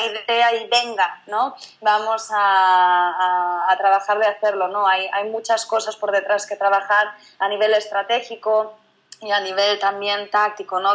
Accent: Galicia, Spain; moved away as an adult; now in Barcelona, Spain; yo soy gallega, yo no soy de, Barcelona, que es donde estamos el equipo principal de Rebeldes. Yo estaba en Galicia, hice mis estudios

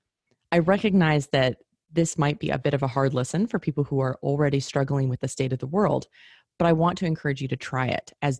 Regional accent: Alaska, United States; my home state of Alaska

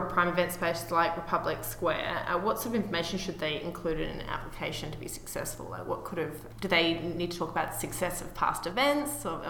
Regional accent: Adelaide, South Australia, Australia; my hometown of Adelaide, which is Austin's sister city.

